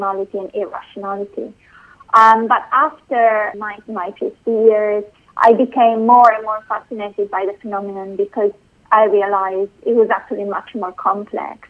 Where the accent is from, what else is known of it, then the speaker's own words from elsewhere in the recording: Bologna, Emilia-Romagna, Italy; moved away as an adult; also born or lived in London / Oxford; I was born in Italy, in Bologna, and I first did my first degree in philosophy there